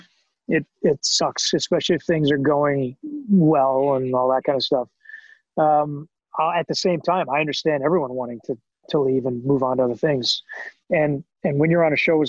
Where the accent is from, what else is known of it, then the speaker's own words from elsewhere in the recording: Canada; moved away as an adult; now in Los Angeles, United States; I came down here from as a Canadian actor who didn't know anybody.